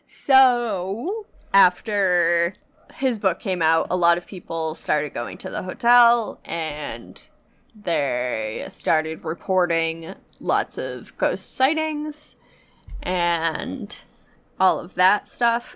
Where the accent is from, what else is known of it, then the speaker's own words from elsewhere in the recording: New Hampshire, United States; I grew up in New Hampshire